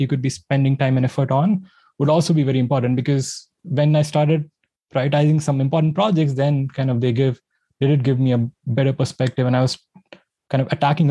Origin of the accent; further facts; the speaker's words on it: India; I grew up in India